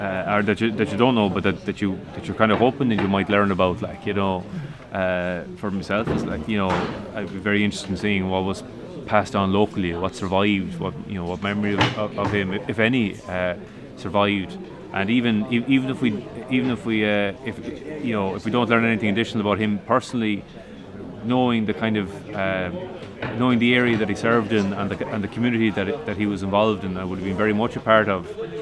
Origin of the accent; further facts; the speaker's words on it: Galway, Connacht, Ireland; I'm from Galway